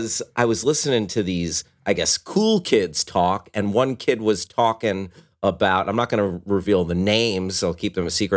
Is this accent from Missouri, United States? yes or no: no; New Jersey, United States; growing up in Jersey